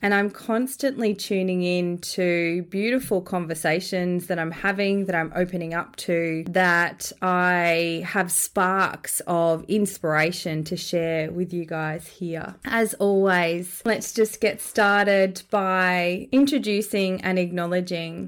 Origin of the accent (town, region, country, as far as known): Australia; born or raised there